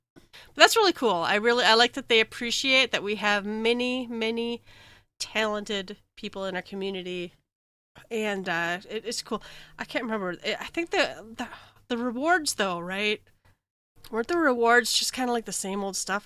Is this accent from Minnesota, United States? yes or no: yes; Minnesota, United States; I'm from Minnesota